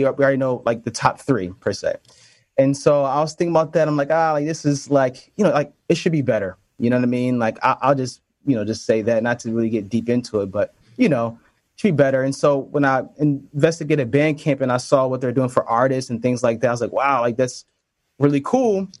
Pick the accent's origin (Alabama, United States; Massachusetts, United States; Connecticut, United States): Connecticut, United States; also born or lived in New York City; I'm from Connecticut, and we kind of lived, not too far from each other